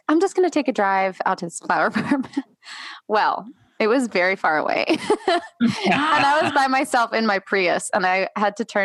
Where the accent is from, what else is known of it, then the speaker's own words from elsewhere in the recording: New York, United States; moved away; also born or lived in North Carolina; I grew up in New York